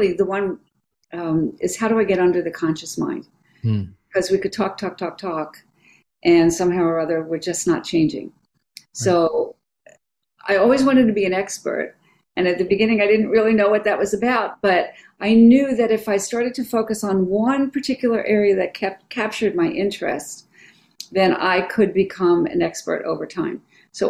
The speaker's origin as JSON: {"language": "English", "region": "East Coast", "country": "United States", "moved": "yes", "lives_now": "San Francisco, United States", "said": "I'm from the East Coast"}